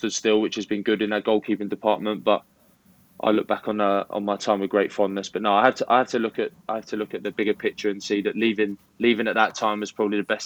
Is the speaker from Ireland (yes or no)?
no; the South of England, United Kingdom; accent: Southern; they caught wind with my accent that I was a Southerner